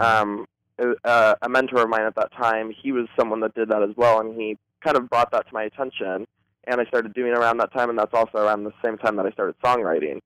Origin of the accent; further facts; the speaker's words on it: Boulder, Colorado, United States; now in Los Angeles, United States; I'm actually originally from Boulder, Colorado